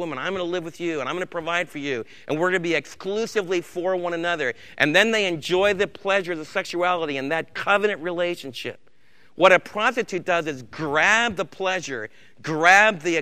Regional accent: New York, United States; moved away; where I was raised back in New York State

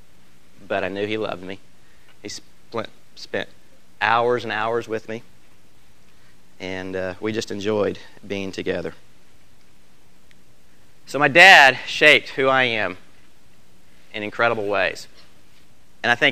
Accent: Oklahoma City, Oklahoma, United States; also born or lived in Texas; I was born in Oklahoma City

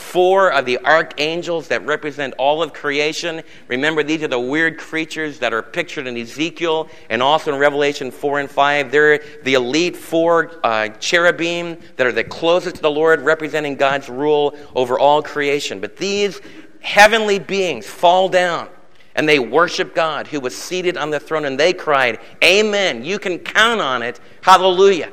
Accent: United States; I'm an American

